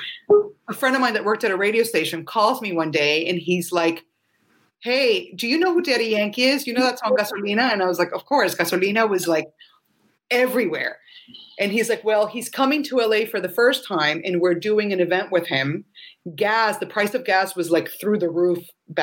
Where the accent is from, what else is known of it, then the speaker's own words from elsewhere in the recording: Colombia; moved away; I grew up in Colombia